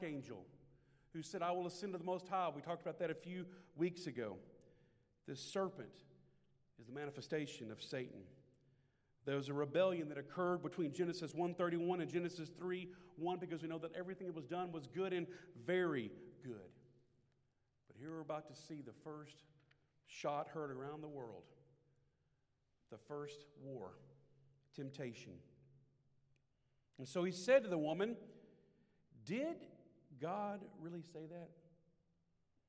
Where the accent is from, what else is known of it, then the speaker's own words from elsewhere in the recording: Shreveport, Louisiana, United States; Shreveport, Louisiana. My hometown.